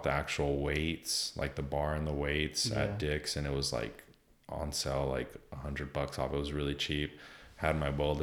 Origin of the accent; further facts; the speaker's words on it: Southern California, United States; I'm Mexican from Southern California